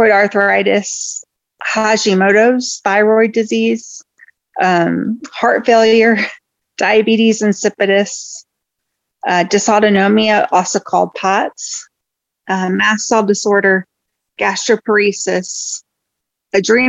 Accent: Northern Indiana, United States; now in Indianapolis, United States; I grew up in Northern Indiana

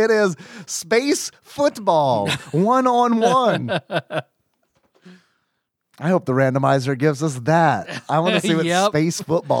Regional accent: Kentucky, United States; West Kentucky.

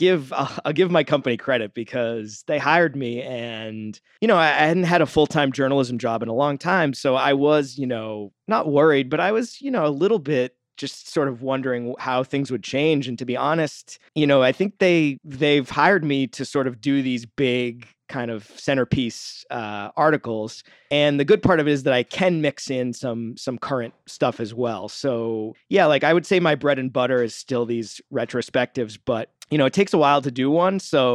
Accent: Massachusetts, United States; I'm from the Boston area.

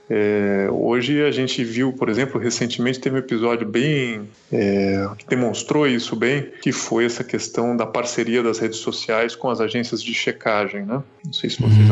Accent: Santos, São Paulo, Brazil; moved away as an adult; also born or lived in Brasília / Chile; now in São Paulo, Brazil; Eu sou de Santos, fiz faculdade lá porque não passei na Federal de Curitiba

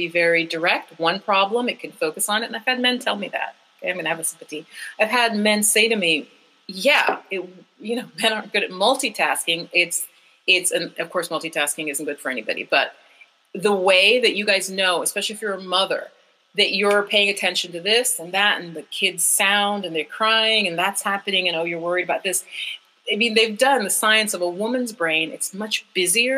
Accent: Jamaica; We're a tropical people, I'm saying. I'm from Jamaica

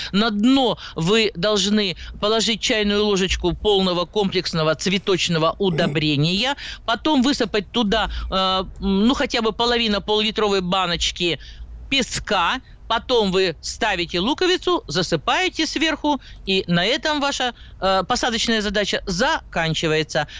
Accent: Siberia, Russia; Я сибирячка

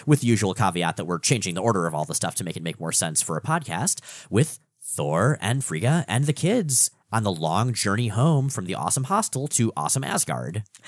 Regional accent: South Florida, United States; now in Portland, United States; I grew up in South Florida

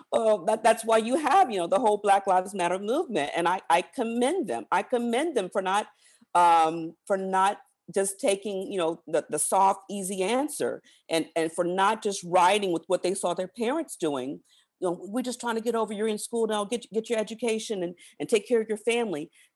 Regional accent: Virginia, United States; I was born early 70s. I grew up in Southern Virginia. The church I went to, many of those folks marched with Dr. King.

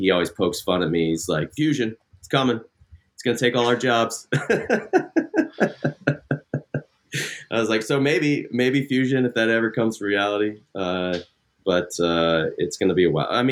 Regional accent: Ohio, United States; now in California, United States; I grew up in Ohio.

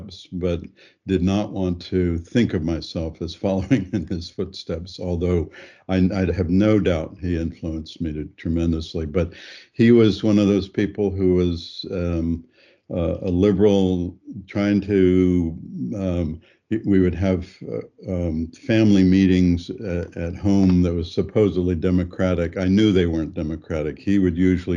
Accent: Granville, Ohio, United States; also born or lived in Topeka, Kansas; I was growing up in Granville

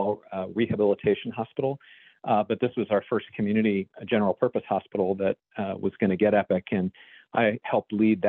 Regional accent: Dallas, Texas, United States; moved away as an adult; now in Baltimore, United States; Dallas, my hometown, and came up to Baltimore

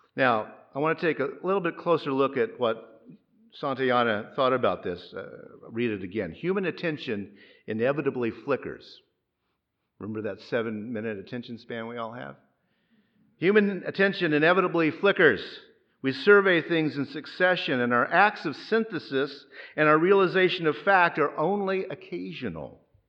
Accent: Mid-South, United States; moved away; also born or lived in Gulf Coast; I grew up in the Mid-South, where tornadoes are very common.

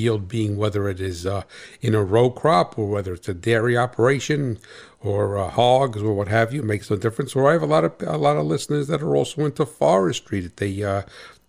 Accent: New Jersey, United States; I'm from Jersey

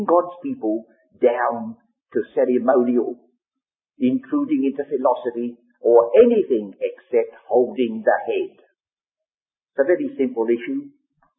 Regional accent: England, United Kingdom; first language English; we have to read our English Bible, that's in our mother tongue

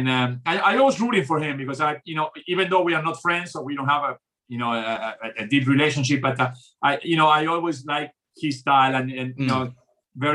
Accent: Montevideo, Uruguay; born or raised there; also born or lived in Argentina; now in United States

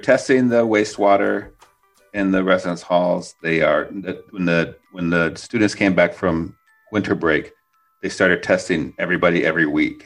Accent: Midwest, United States; now in Portland, United States; I grew up in the Midwest, so I grew up with snow and ice

